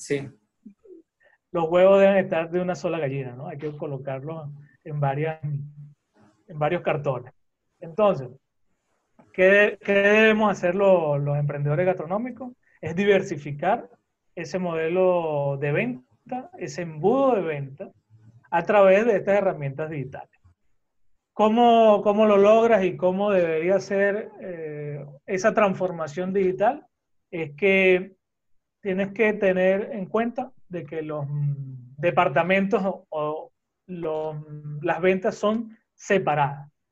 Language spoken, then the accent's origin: Spanish; Venezuela; moved away; also born or lived in Costa Rica; soy venezolano, eh, pero he tenido la dicha y la oportunidad de eh, estar en varios sitios mm, del mundo